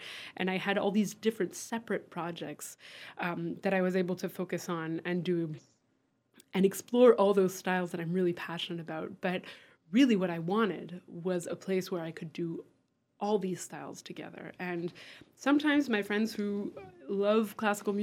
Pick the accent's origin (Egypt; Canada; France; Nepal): France; now in Western Massachusetts, United States; I grew up in France